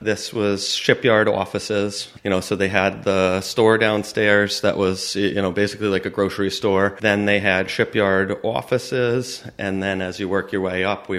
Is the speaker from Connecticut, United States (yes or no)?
yes; Noank, Connecticut, United States; I grew up in Noank.